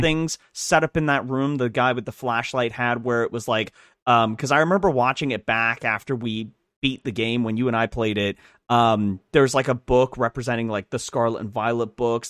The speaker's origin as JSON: {"language": "English", "country": "United Kingdom", "moved": "yes", "lives_now": "United States", "said": "I'm British, I just am no longer British because I got my citizenship, so I'm British, American British"}